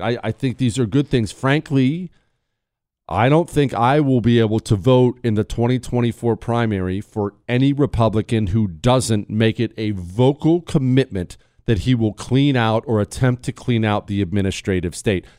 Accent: Ohio, United States; I grew up hunting with my dad. I, have told you before in Ohio, we had beagle dogs.

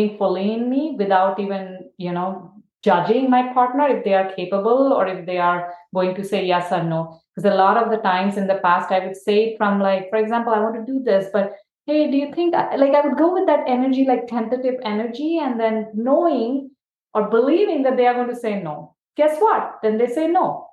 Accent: India; now in United States; growing up in India

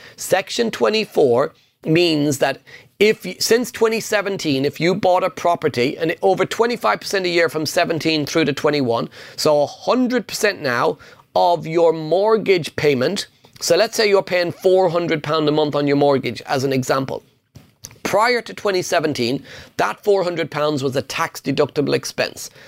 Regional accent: Ireland; English is a second language; I'm Irish. English is my second language

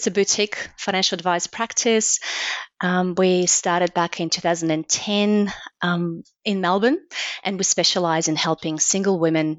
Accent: Belarus; born there; English is a second language; moved away as an adult; I'm from Belarus, which is a small, very small country in Eastern Europe. It used to be part of the Soviet Union. So I was born there, and I left when I was 21.

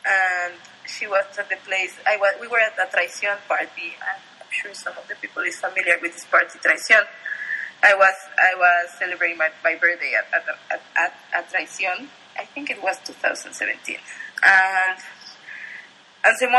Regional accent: State of Mexico, Mexico; I was growing up in Estado de Mexico and whatever, and I was looking to YouTube.

